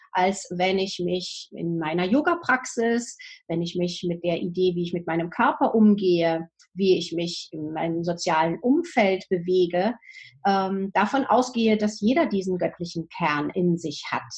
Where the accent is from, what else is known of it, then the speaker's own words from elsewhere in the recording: Germany; bei uns in Deutschland